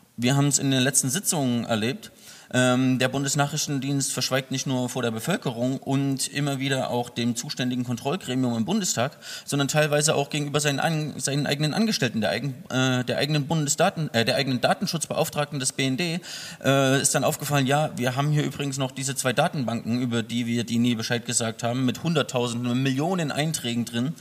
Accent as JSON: {"language": "German", "country": "Germany", "said": "Ich komme aus der DDR"}